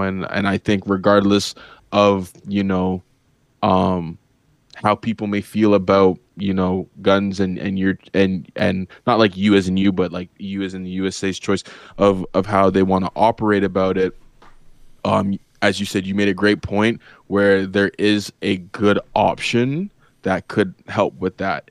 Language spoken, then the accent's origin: English; Canada; as a Canadian